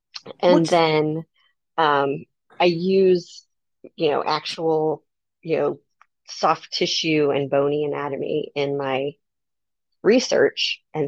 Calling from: Phoenix, Arizona, United States; Phoenix, Arizona.

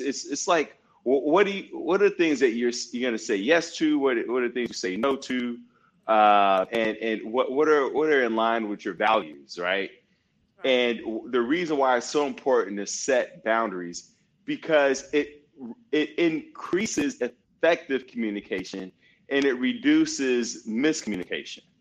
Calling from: Loreto, Baja California Sur, Mexico; Uh, I'm in Loreto, Mexico. Um, it's like 90 minutes south of San Diego uh, by by uh, flight, by plane.

